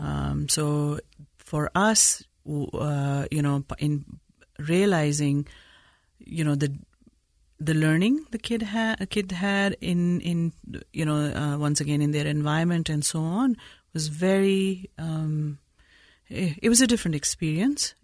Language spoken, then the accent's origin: English; Peshawar, Khyber Pakhtunkhwa, Pakistan; now in Utah, United States; I was born in Peshawar, Pakistan